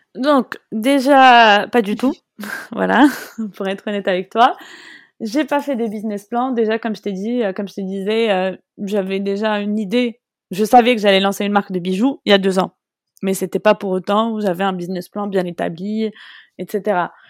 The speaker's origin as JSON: {"language": "French", "country": "Morocco", "said": "je suis marocaine et je voulais vraiment représenter mon pays"}